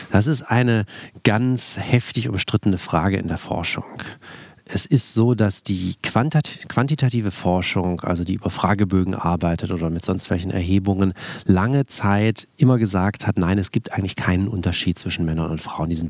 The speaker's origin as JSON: {"language": "German", "town": "Tübingen", "region": "Baden-Württemberg", "country": "Germany", "said": "Also ich komme aus Tübingen, das ist eine sehr liberale, linke Stadt, das ist auch eine sehr wohlhabende Stadt"}